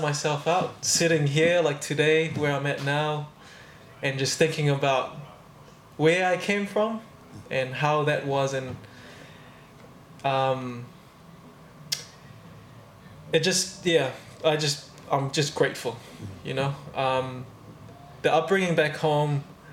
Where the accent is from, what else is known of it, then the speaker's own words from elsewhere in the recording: Tonga; moved away as an adult; also born or lived in Australia; now in New Zealand; Raised in Tonga my whole life.